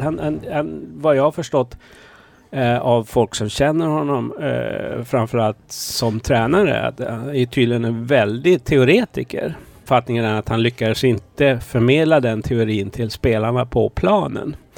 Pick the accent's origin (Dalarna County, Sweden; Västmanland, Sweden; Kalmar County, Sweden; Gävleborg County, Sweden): Kalmar County, Sweden; also born or lived in Malmö; jag är född i Malmö. Eh, sen när vi flyttade till Öland